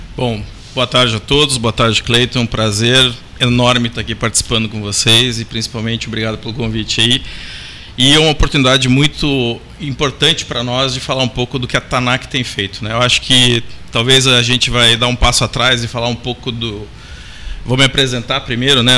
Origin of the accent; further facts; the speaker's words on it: Curitiba, Paraná, Brazil; eu sou natural de Curitiba, no Paraná